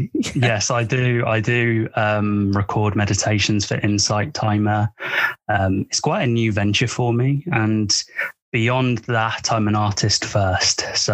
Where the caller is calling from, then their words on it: United Kingdom; I'm speaking from the United Kingdom.